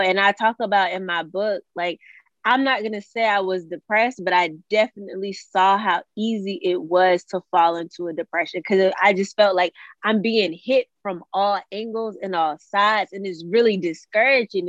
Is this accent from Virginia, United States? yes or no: yes; Suffolk, Virginia, United States; I am from Suffolk, Virginia. It's a little small city in um, Virginia.